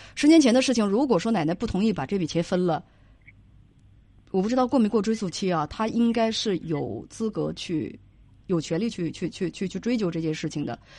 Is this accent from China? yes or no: yes; Northeast China, China; accent: Northeastern (Dongbei); 我们东北话